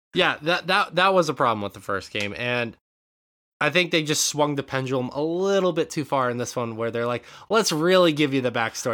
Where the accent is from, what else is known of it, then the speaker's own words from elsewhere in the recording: Western Montana, United States; moved away; growing up in Western Montana